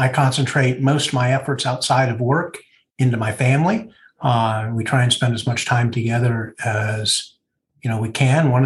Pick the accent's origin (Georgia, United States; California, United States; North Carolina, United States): California, United States; Oakland; I'm from the San Francisco Bay Area, born and raised here, Oakland at heart